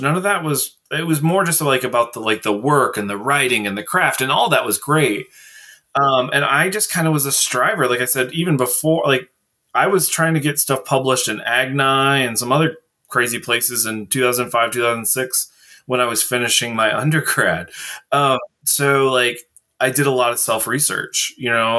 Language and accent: English; Indiana, United States; we're both from Indiana